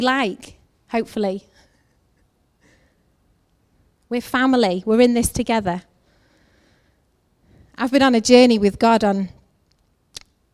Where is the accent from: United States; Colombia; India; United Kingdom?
United Kingdom; England; I'm from England.